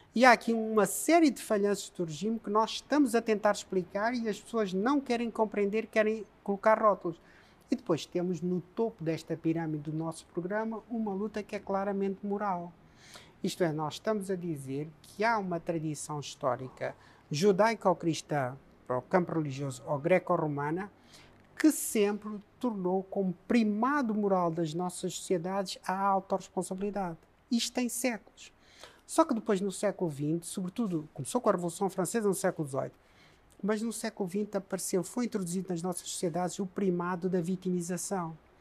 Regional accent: Mozambique; also born or lived in Coimbra, Portugal; now in Portugal; Eu nasci moçambicano, vivi moçambicano, vivo moçambicano e vou morrer moçambicano.

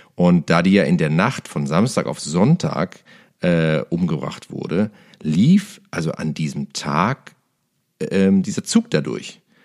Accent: Cologne, North Rhine-Westphalia, Germany; aus meiner Heimatstadt Köln

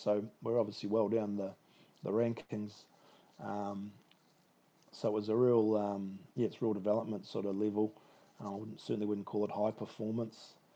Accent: Westport, West Coast, New Zealand; I started playing for my local club down in down in Westport in the in the mighty Buller

